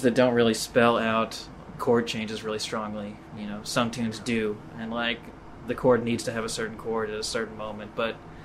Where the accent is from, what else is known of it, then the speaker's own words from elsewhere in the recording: Carroll County, Kentucky, United States; my hometown, it's a Carroll County, Kentucky. It's on the Ohio River.